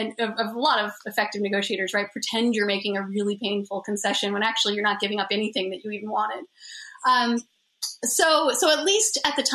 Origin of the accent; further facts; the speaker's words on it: United States; as an American